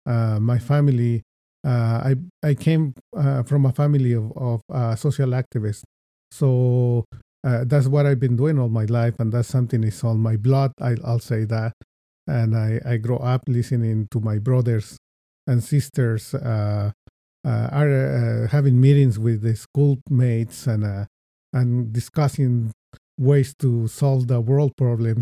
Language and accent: English; Mexico City, Mexico; moved away as an adult; now in United States; I was born in Mexico City, and I moved to the United States when I was uh, 24 years old